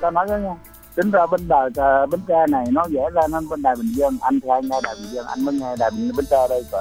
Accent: Quảng Trị, Vietnam; moved away as an adult; now in Bình Dương, Vietnam; gốc thì ở Quảng Trị Quảng Trị mình sống được ba mươi

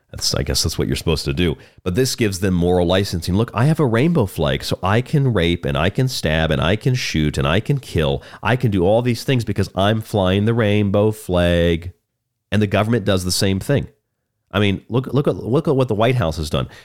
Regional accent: Florida, United States; also born or lived in Polk County, Florida; my home state of Florida. Actually, I lived in his county for many years.

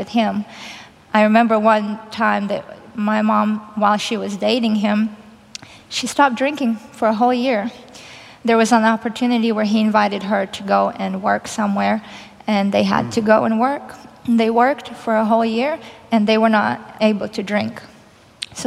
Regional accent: Kyiv, Ukraine; moved away; I grew up in Kyiv, Ukraine.

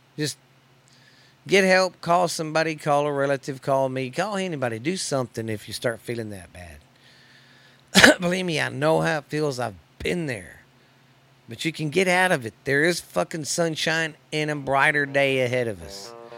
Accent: United States

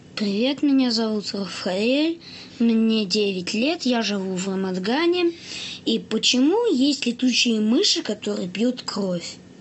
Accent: Ramat Gan, Tel Aviv District, Israel; also born or lived in Haifa, Israel; Я родился в Хайфе, на севере Израиля

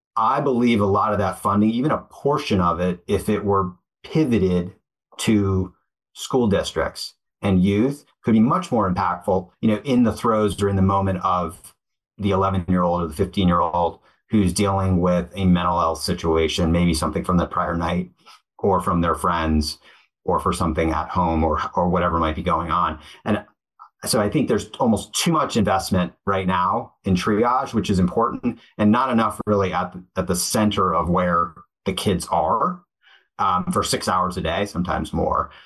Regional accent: Connecticut, United States; I grew up in Cadet. My dad was uh, a tennis coach and worked in athletics at University of Hartford

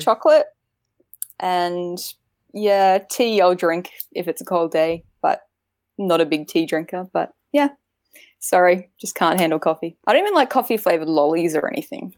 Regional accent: Queensland, Australia; I'm from Queensland, Australia. I've lived my whole life in Australia, um, in Queensland

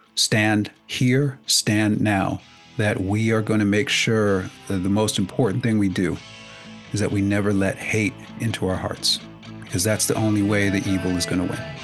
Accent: United States; I'm an American

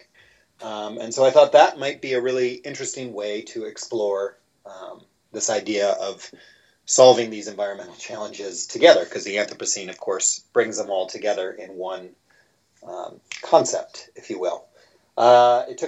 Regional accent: Midwest, United States; I'm originally from the Midwest

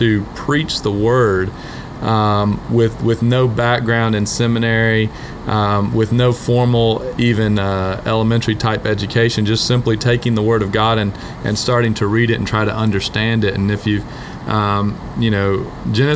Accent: Atlanta, Georgia, United States; moved away; My family and I are originally from Atlanta

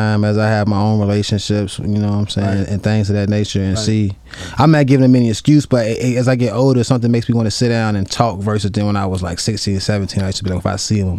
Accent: Roanoke, Virginia, United States; I was able to go back to my hometown of Roanoke, Virginia, and be around my family members

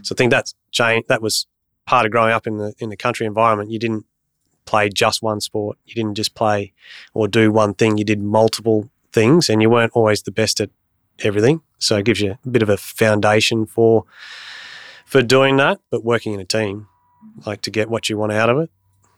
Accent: Bundaberg, Queensland, Australia; also born or lived in Bunbury; I grew up in Bundaberg, born in Bunbury.

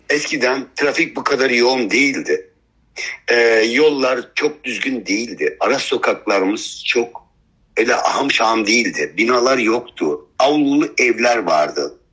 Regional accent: Şanlıurfa, Turkey; born there; Şimdi ben 1964 yılında dünyaya geldim. Şanlıurfa Merkez Yeni Mahalle evet. mahallede.

